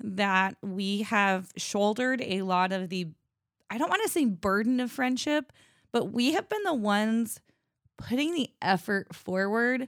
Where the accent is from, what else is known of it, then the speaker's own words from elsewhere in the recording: United States; I'm from Washington